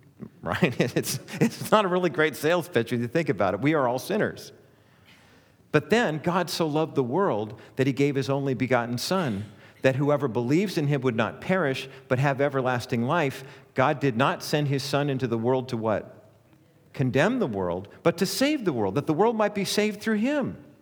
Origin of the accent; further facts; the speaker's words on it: Orange County, California, United States; born and raised in Orange County, and so I remember growing up in the Cowan Heights area